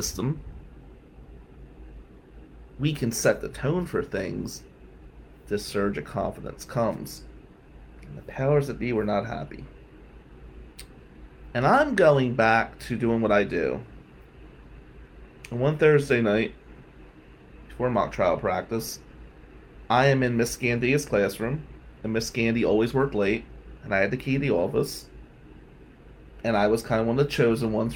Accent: Atlantic City, New Jersey, United States; we're white from Atlantic City

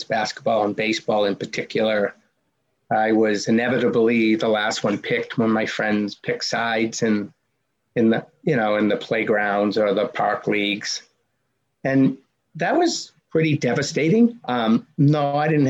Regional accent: Medford, Massachusetts, United States; growing up in the Boston area. My hometown was Medford, Mass

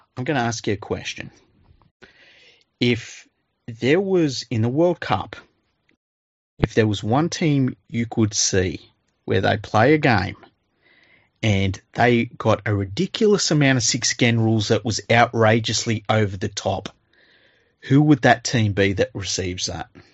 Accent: Australia; as an Australian

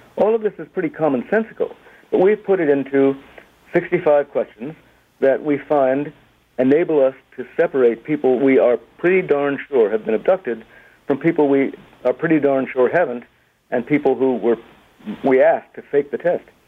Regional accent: United States; I am an American, a dual national

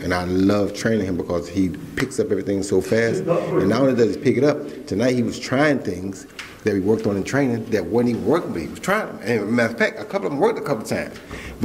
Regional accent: United States; being from America

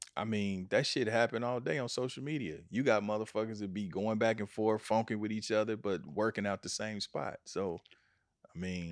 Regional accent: Kansas City, United States; in Kansas City, in my hometown

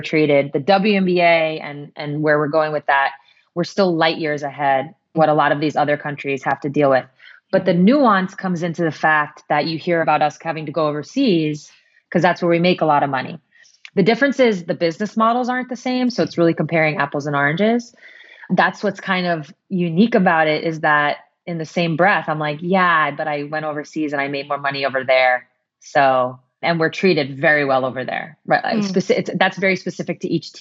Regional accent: United States

